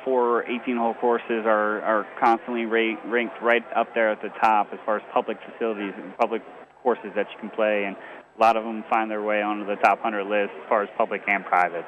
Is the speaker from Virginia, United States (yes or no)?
yes; Richmond, Virginia, United States; now in North Bend, Oregon, United States; growing up in Richmond, Virginia